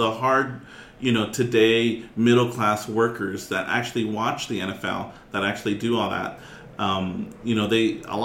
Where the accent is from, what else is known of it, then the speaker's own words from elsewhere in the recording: Southern California, United States; I'm from Southern California